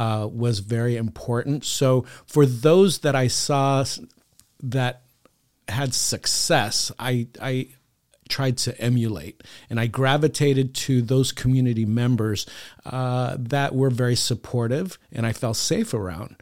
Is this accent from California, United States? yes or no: yes; San Diego, California, United States; here in San Diego, born and raised.